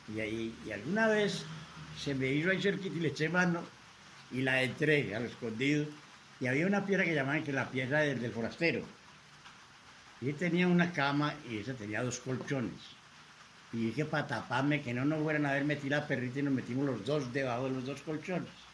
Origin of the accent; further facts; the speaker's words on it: Copacabana, Antioquia, Colombia; also born or lived in Medellín; yo no nací en Copacabana, nací aquí en Medellín, en el barrio Belén, pero me crié en Copacabana